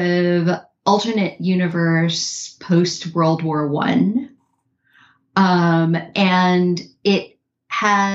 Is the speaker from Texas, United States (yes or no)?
no; New York City, New York, United States; I grew up in Manhattan